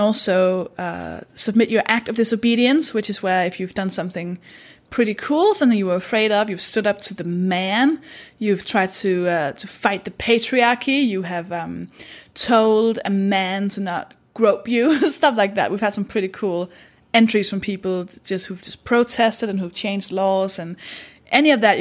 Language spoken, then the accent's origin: English; Denmark; English is a second language; now in United Kingdom; I'm from Denmark. That should explain the accent